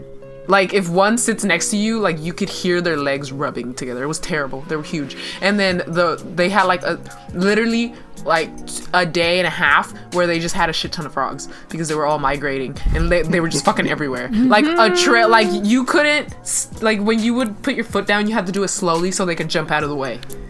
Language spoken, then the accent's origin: English; Oakland, California, United States; also born or lived in Madera; I was a city girl. Like, I grew up in Oakland.